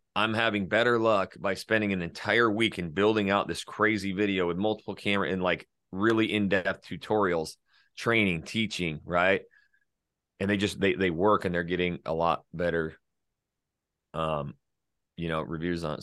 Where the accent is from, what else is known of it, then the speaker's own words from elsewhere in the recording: North Idaho, United States; was born and raised North Idaho